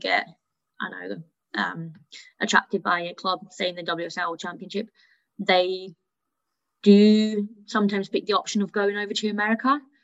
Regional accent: Hanau, Hesse, Germany; first language German; moved away; I, I, I was born and grew up in Germany. I went to a German school, so even though English was my mother tongue, German was my first language.

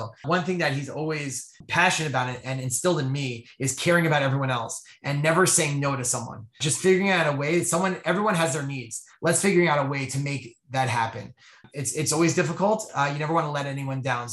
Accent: New Jersey, United States; moved away; I grew up in New Jersey

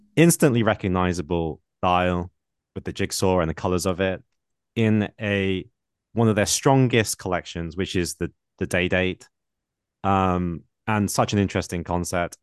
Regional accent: United Kingdom; accent: British; my British accent

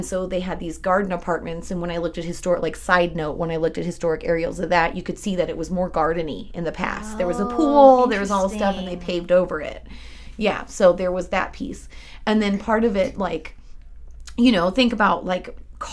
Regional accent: Northern California, United States; now in Georgia, United States; I'm originally from Northern California

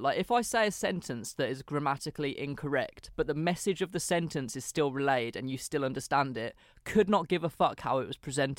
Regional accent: England, United Kingdom; first language English; But as native English speakers, we just naturally understand which one you mean.

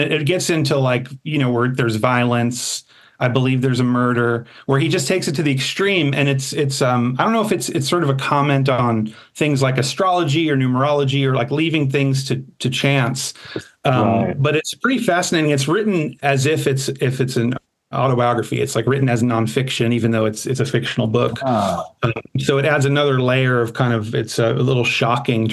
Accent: United States; I'm American

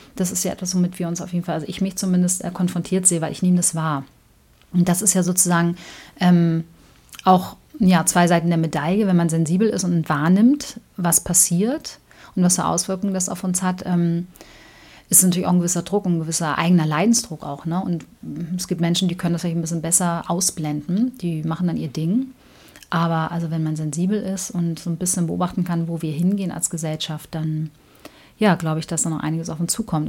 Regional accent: Hamburg, Germany; ich komme aus Hamburg-Altona

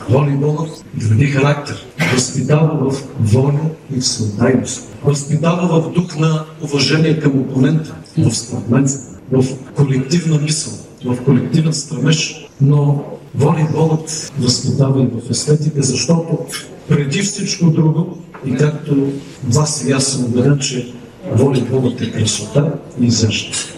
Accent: Bulgaria; ни карате горди, че сме българи

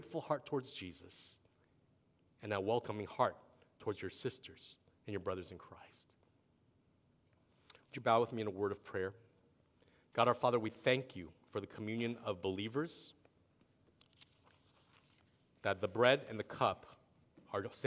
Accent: East Coast, United States; moved away; I grew up on the East Coast when I was younger

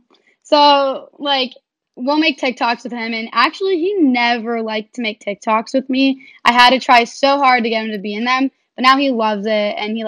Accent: South Florida, United States; I'm 19 and I'm from South Florida.

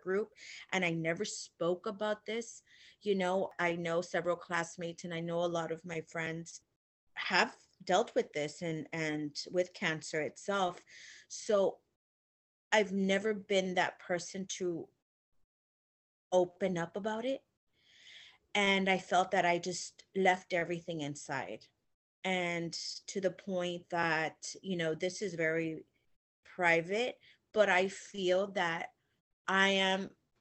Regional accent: Illinois, United States; now in Texas, United States; I grew up in Illinois and I moved down to Texas

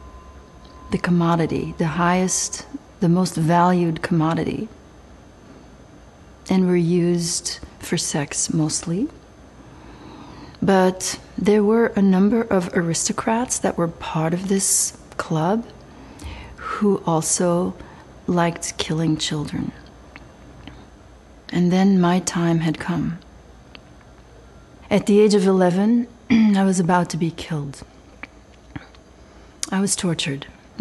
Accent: Belgium; I was raised in Belgium

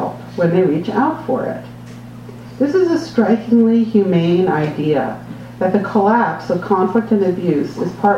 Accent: New York City, New York, United States; I was born in 1958 in New York City

